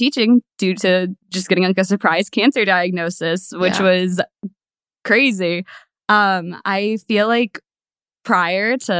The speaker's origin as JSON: {"language": "English", "region": "California", "country": "United States", "tie": "born there", "said": "I am 26. I was born in Cali. Not really from here though."}